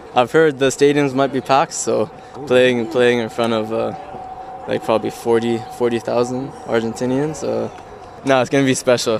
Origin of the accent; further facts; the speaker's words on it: New Zealand; now in Canada; I was born and I lived half my life there, yeah. so at heart I'm a Kiwi